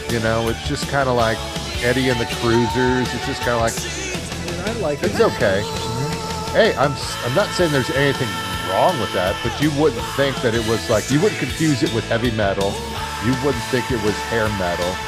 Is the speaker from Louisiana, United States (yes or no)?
no; Sayreville, New Jersey, United States; cause it's my hometown. It's Sayreville, New Jersey.